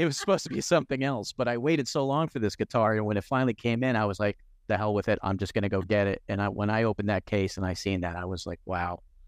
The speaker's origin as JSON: {"language": "English", "region": "New Jersey", "country": "United States", "tie": "born or raised there", "said": "I grew up in New Jersey"}